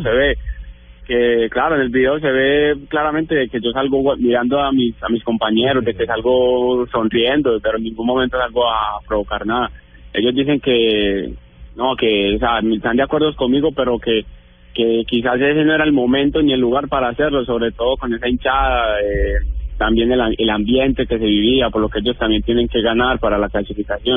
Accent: Colombia; moved away as an adult; now in Italy; aquí ya saben que soy colombiano

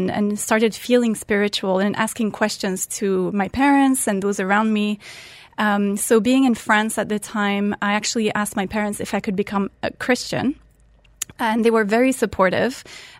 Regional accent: Muscat, Oman; English is a second language; So I'm French originally. I grew up in Oman. And yes, I did convert at the age of 18. I was a teenager in high school in 12th grade in Oman, in Muscat at the time.

